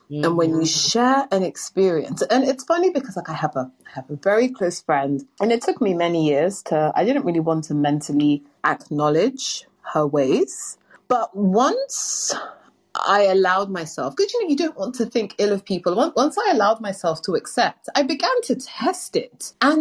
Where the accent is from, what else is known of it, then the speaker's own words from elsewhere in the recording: London, United Kingdom; London, England.